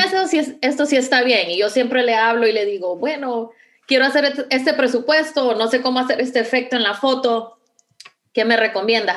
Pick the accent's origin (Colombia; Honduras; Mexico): Honduras; moved away as an adult; now in Houston, United States; Honduras? Em, definitivamente, bueno, extraño mucho la, facilidad de poder decir, pues voy a ver a mi familia